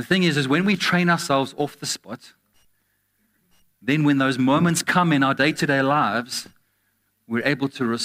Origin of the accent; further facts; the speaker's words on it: Glasgow, Scotland, United Kingdom; I'm from Glasgow.